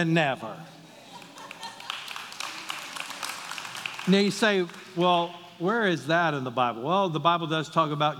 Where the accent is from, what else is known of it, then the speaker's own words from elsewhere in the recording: the South, United States; I'm from the South